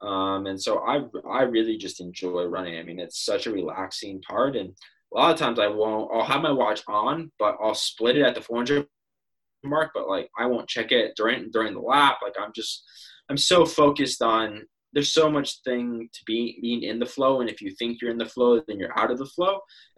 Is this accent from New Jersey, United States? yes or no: no; Fresno, California, United States; born there; sometimes it's like, well, you were born in Fresno, California, but you're Canadian. I was like, yes, I'm a Canadian citizen.